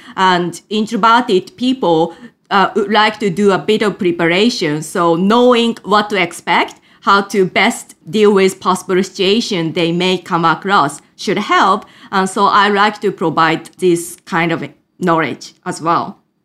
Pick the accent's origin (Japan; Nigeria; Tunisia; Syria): Japan; English is a second language; moved away as an adult; also born or lived in United Kingdom; was born in Japan and raised in a totally monolingual environment before moving to the U K at the age of eighteen